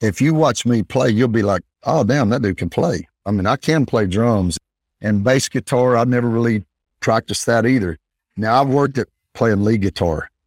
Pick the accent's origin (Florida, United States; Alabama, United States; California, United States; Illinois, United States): Alabama, United States; Northeast; I was raised in Northeast Alabama